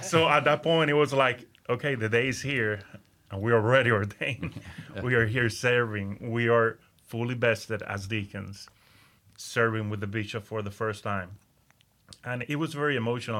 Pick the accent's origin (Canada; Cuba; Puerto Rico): Puerto Rico; Aguadilla; first language Spanish; English is a second language; moved away as an adult; now in Central Florida, United States; I was, uh, born and raised in Aguadilla, Puerto Rico.